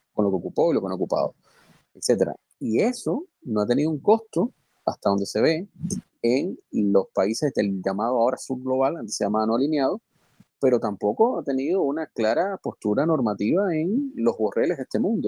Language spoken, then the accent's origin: Spanish; Cuba; moved away; Los cubanos